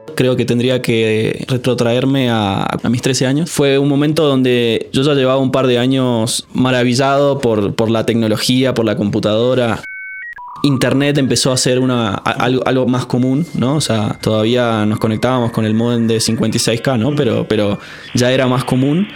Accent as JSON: {"language": "Spanish", "region": "San Juan", "country": "Argentina", "tie": "born or raised there", "also_born_or_lived": "Córdoba", "moved": "as an adult", "said": "Yo nací en San Juan"}